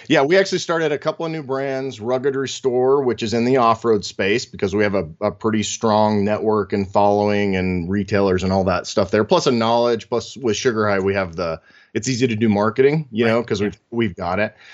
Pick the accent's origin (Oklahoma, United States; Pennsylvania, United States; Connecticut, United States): Oklahoma, United States; I grew up in Oklahoma, so there's a great car culture there